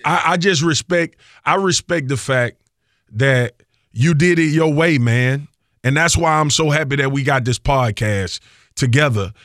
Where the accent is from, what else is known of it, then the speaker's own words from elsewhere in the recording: Louisiana, United States; I'm from Louisiana